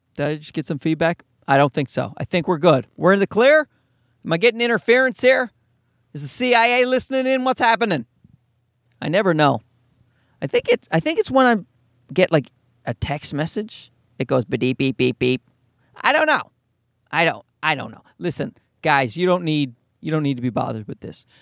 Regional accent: Newfoundland and Labrador, Canada; I'm a Newfoundlander

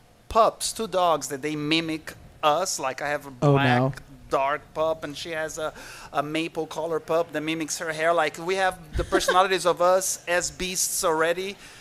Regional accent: Brazil; also born or lived in Argentina / Mexico; now in Austin, United States; I was born and raised in Brazil. I lived in Argentina. I lived in Mexico. And then I've been in Austin for like almost 15 years.

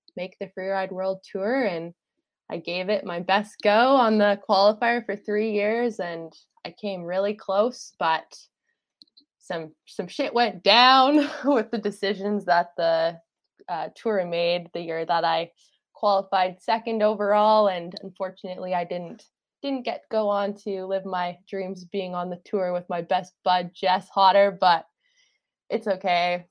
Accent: Fernie, British Columbia, Canada; also born or lived in Vancouver Island; now in Squamish, Canada; I grew up in Fernie and now I live in Squamish.

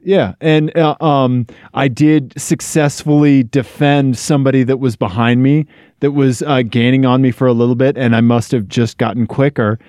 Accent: Missouri, United States; moved away; Missouri, my home state

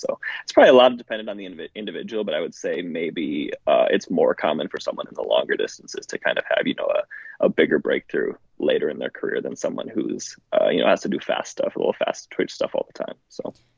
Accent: Milwaukee, Wisconsin, United States; now in Iowa, United States; I grew up just outside of Milwaukee.

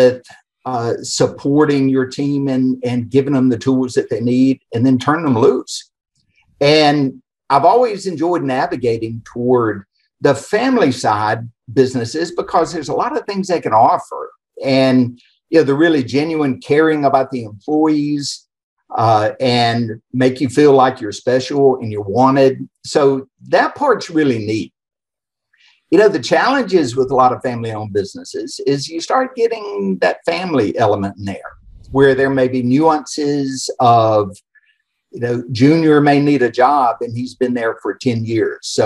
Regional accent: Atlanta, Georgia, United States; accent: Atlanta area; moved away as an adult; also born or lived in Ohio; now in Houston, United States; the accent's actually from the Atlanta area. And born and raised in the Southeast

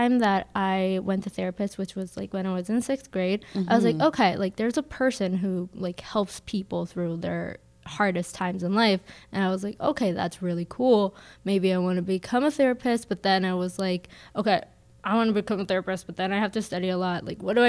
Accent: South Korea; now in Minnesota, United States; I grew up in South Korea, and it's like very competitive, especially like academic wise.

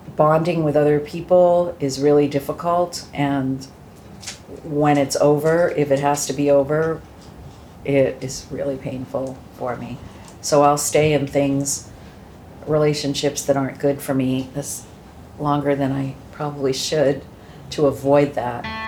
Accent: Shrewsbury, Massachusetts, United States; also born or lived in Hudson, Massachusetts; I grew up in a little town called Shrewsbury

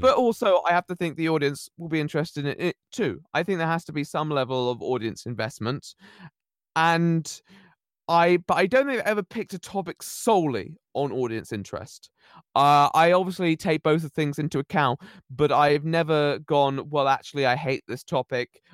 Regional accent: Somerset, South West England, United Kingdom; I'm actually from the Southwest, uh, Somerset.

